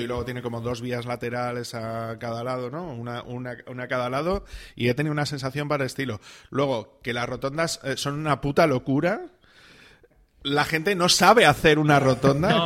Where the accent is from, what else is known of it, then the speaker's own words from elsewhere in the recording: Salamanca, Castile and León, Spain; yo vengo de Salamanca, donde todo es antiguo